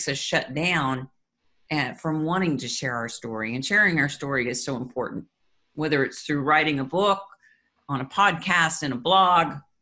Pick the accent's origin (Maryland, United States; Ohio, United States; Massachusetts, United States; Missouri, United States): Missouri, United States; Kansas City; moved away as an adult; now in Florida, United States; Kansas City is our hometown